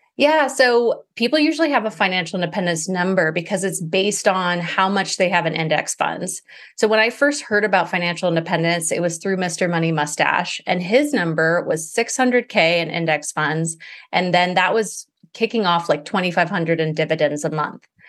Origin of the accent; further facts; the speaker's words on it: Maui, Hawaii, United States; I grew up in Maui